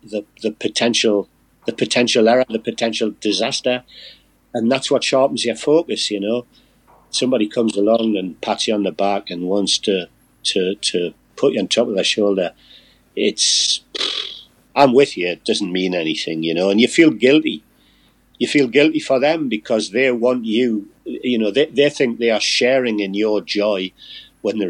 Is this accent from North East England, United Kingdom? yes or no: yes; Newcastle upon Tyne, North East England, United Kingdom; I'm a Geordie.